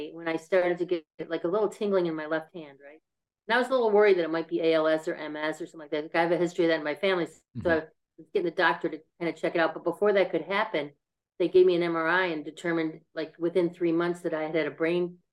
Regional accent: Buffalo, New York, United States; moved away as an adult; I lived in Buffalo until I went away to college

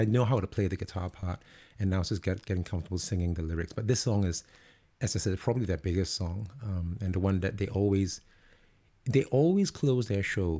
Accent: Singapore; now in London, United Kingdom; I'm actually originally from Singapore.

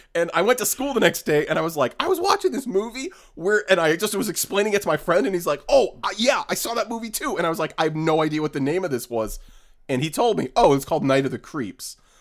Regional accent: New England, United States; now in Los Angeles, United States; I am I am from New England

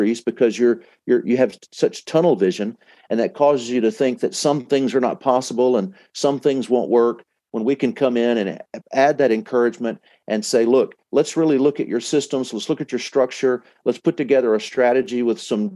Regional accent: Dallas, Texas, United States; I'm from Dallas

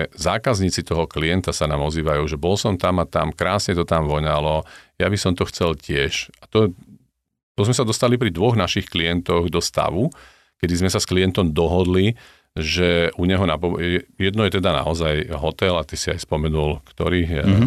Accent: Slovakia; my Slováci

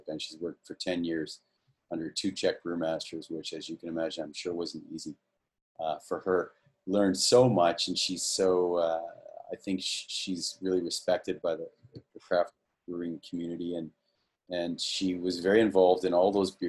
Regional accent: Canada; we're all Canadian

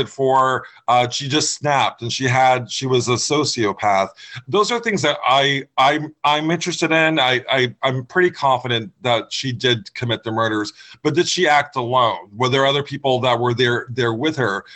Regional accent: Florida, United States; moved away as an adult; now in New England, United States; I grew up in Florida. I moved here in the 90s for college

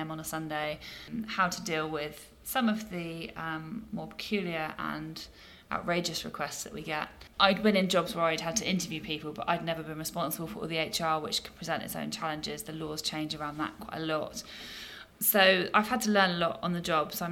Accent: Sherborne, South West England, United Kingdom; wanted to come back down to Sherborne, which is my hometown

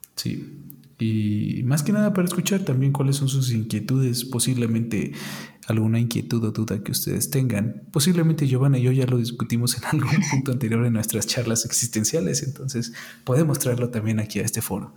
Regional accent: Mexico; nuestros antepasados como mexicanos

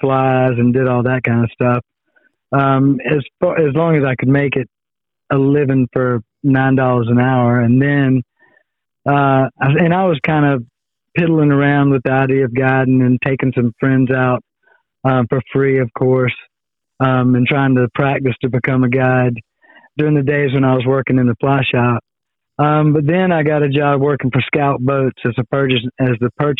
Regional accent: Manning, South Carolina, United States; moved away as an adult; now in Charleston, United States; I grew up, you know, bass fishing in ponds too around my hometown of Manning, South Carolina.

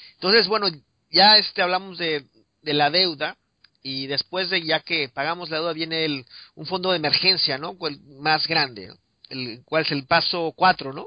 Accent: Mexico City, Mexico; yo me acuerdo creciendo en, en, México en la Ciudad de México

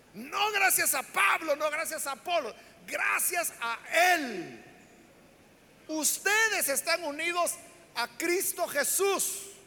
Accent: El Salvador; la iglesia evangélica en nuestro país, le estoy hablando del Salvador

